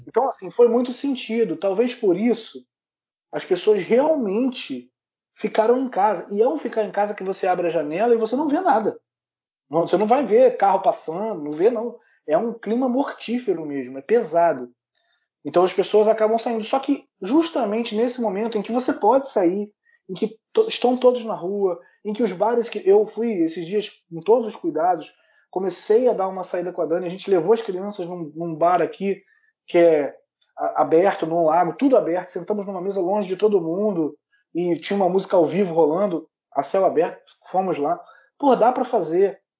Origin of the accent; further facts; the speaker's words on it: Brazil; moved away; A gente é brasileiro